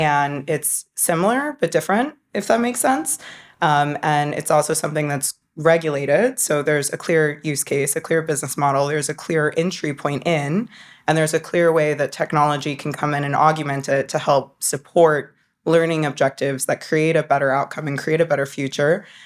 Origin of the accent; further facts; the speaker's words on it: North Carolina, United States; I grew up in North Carolina.